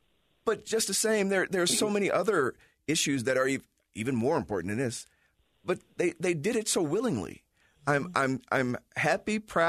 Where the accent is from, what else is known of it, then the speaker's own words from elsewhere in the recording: Chicago, Illinois, United States; growing up in Chicago, in our schools, and I went to an all-black school